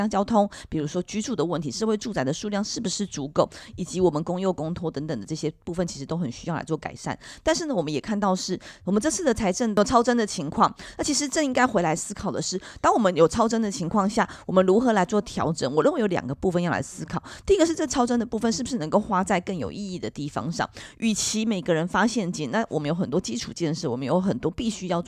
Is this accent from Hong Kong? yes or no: no; Miaoli County, Taiwan; now in Taipei, Taiwan; 我自己的经验是我当我从苗栗搬到台北的时候，其实花了一段时间才适应台北的交通